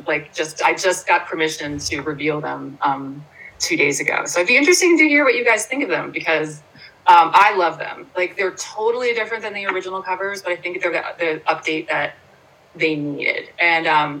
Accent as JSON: {"language": "English", "town": "Bayville", "region": "New Jersey", "country": "United States", "tie": "born or raised there", "moved": "yes", "lives_now": "Princeton, United States", "said": "I grew up in Ocean County. I grew up on the Jersey Shore. So though Pineville is not Bayville where I grew up"}